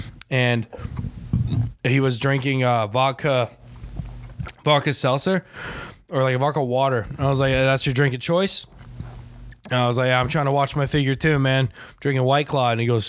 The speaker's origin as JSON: {"language": "English", "region": "Florida", "country": "United States", "said": "You ask me where I'm from, I'll be like, oh, Florida."}